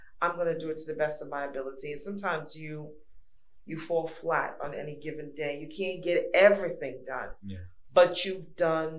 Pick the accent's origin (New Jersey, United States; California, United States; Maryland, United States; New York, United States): New York, United States; New York City; moved away; also born or lived in Georgia; I'm from New York. I give them the New York talk, raw, Brooklyn, New York, raw